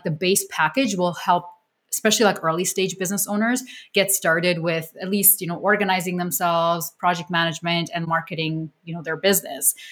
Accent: Canada; I'm Canadian

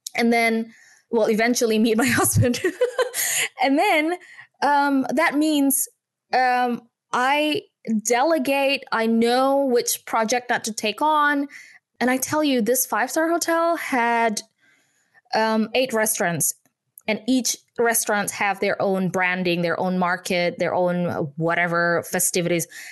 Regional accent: Indonesia; English is a second language; moved away as an adult; now in United Kingdom; I was born and bred in Indonesia

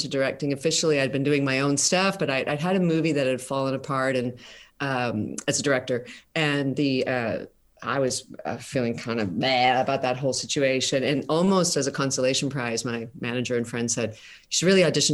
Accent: Canada; We pass as American, but we all are proudly Canadian.

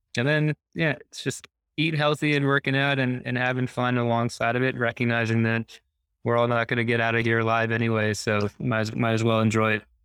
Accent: New Jersey, United States; I grew up on a horse farm in New Jersey

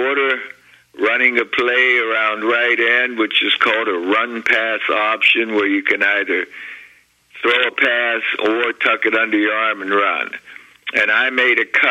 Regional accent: Beaver Falls, Pennsylvania, United States; my hometown of Beaver Falls, Pennsylvania

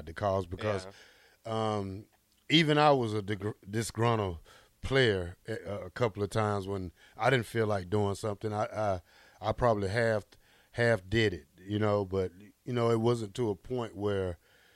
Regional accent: the area around Auburn, Alabama, United States; I grew up in the area down there, and I went to several Auburn Tigers ball games. It's like 45 minutes away from my hometown

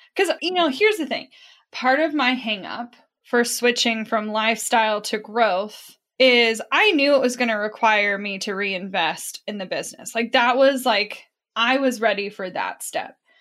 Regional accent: Midwest, United States; we grew up in the Midwest

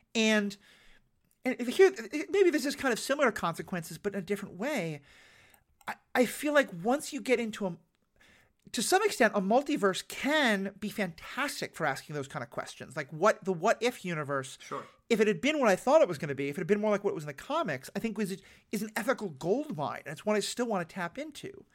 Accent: New York, United States; I'm from New York

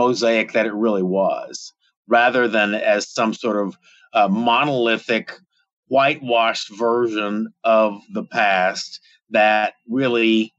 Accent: Fort Smith, Arkansas, United States; moved away as an adult; also born or lived in Massachusetts; now in Tulsa, United States; I grew up in Fort Smith, Arkansas, which is 100 miles southeast of here, a community of about 90,000.

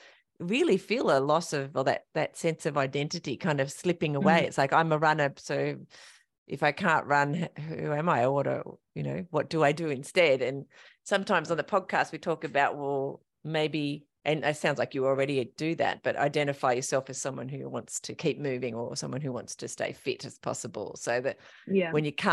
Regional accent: King Island, Tasmania, Australia; I grew up on King Island, so you know, unpleasant weather

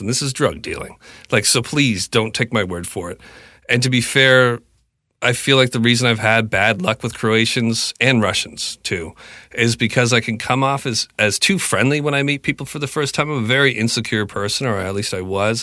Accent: Canada; I'm purebred Canadian kid

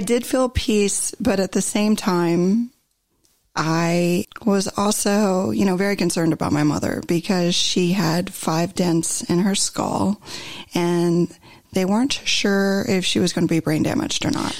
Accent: Ohio, United States; moved away as an adult; now in Southern California, United States; So I grew up in the Midwest, in Ohio actually, and lived there the majority of my life until 2016 when I had relocated to Southern California.

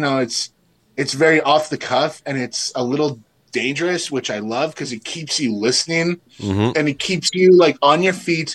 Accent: Winnipeg, Manitoba, Canada; we're from Winnipeg

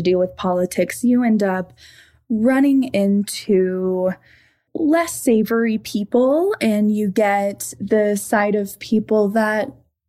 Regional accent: Bradford, Arkansas, United States; now in Longmont, United States; I grew up in Arkansas, which is much different than my current living situation in Longmont, Colorado

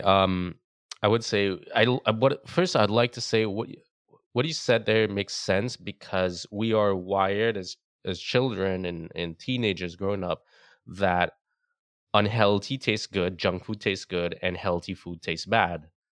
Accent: Trinidad & Tobago; moved away; I grew up in the Caribbean and Trinidad

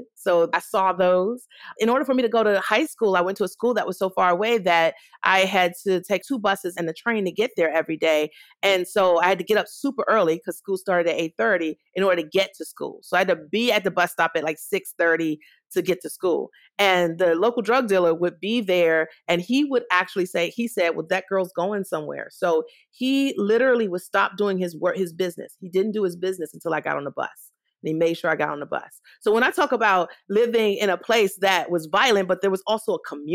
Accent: Washington, District of Columbia, United States; I grew up in Washington, D.C. in the 80s

